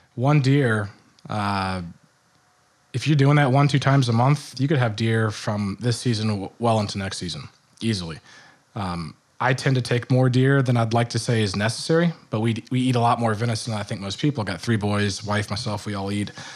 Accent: Richmond, Virginia, United States; also born or lived in Michigan; now in New Jersey, United States; I grew up in Richmond, Virginia

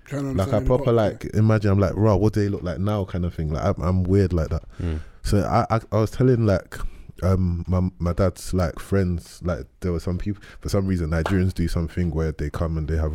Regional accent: London, United Kingdom; where I grew up, you know, we're all from South London here.

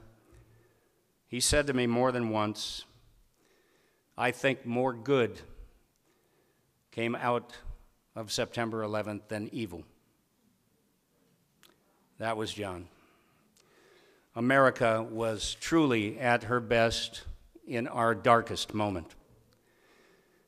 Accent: Chicago, Illinois, United States; I grew up in Chicago, surrounded by veterans.

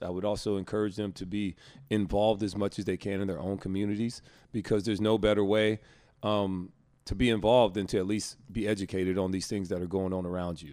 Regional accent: Alabama, United States; moved away; my home state

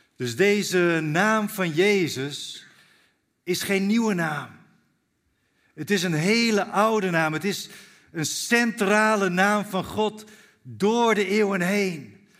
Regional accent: Zwolle, Overijssel, Netherlands; ik kom uit Zwolle zelf. Daar woon ik met mijn gezin

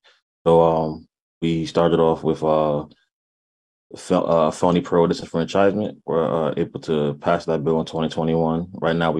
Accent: New Haven, Connecticut, United States; now in Hartford, United States; Yeah, I'm … I'm born and raised in New Haven. Resident of Hartford right now.

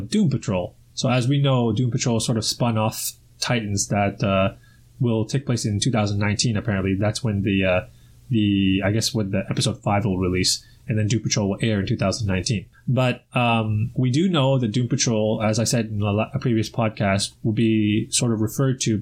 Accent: Toronto, Ontario, Canada; Toronto, my hometown

